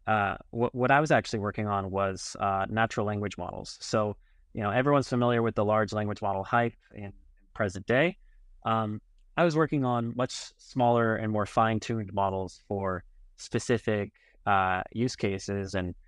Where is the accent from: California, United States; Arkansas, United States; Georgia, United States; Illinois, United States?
California, United States; Los Angeles; moved away as an adult; also born or lived in Berkeley, California / New York City; now in Tel Aviv, Israel; So I was actually born and raised in Los Angeles, California.